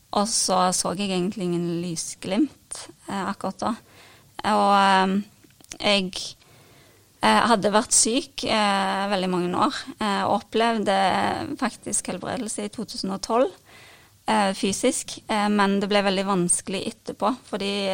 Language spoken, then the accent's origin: Norwegian; Karmøy, Rogaland, Norway; moved away as an adult; also born or lived in Ålgård; now in Stavanger, Norway; jeg bor nå i Stavanger, eh, men jeg kommer fra Karmøy.